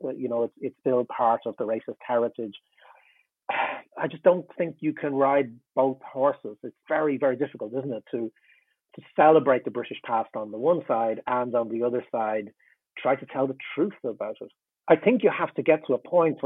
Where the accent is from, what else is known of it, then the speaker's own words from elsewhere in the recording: Ireland; I'm in Ireland, I'm Irish